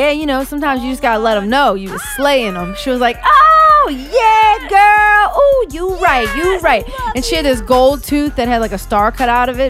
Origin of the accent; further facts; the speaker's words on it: West Bank, Palestine; I know what Rainbow has. I'm from the West Bank. We used to shop there.